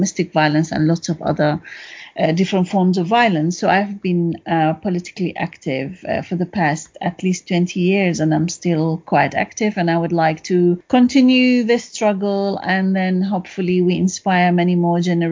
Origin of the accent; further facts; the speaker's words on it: Iraqi Kurdistan, Kurdistan Region, Iraq; moved away as an adult; now in London, United Kingdom; I'm a Kurdish woman from Iraqi Kurdistan. I was born in Iraqi Kurdistan and I grew up there, and I came to the UK as a political refugee in the 1990s.